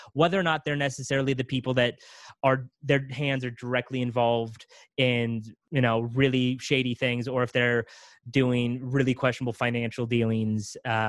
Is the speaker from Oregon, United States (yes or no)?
no; California, United States; You know, I'm from California.